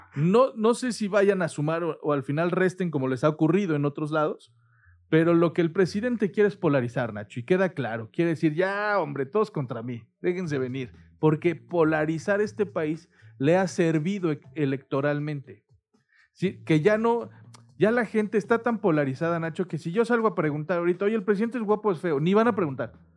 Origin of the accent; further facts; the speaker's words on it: Mexico; Los mexicanos